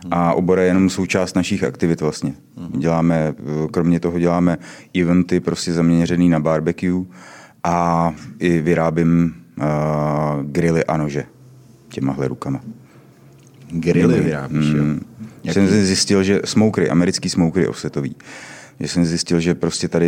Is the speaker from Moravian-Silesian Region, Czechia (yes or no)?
no; Mělník, Central Bohemian Region, Czechia; also born or lived in Poděbrady; Já nejsem z poděbrat, já jsem z Mělníka.